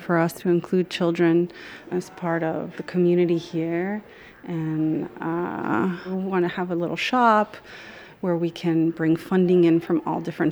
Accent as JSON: {"language": "English", "town": "Miami", "region": "Florida", "country": "United States", "tie": "born or raised there", "said": "I grew up in Miami, from here, I was born here"}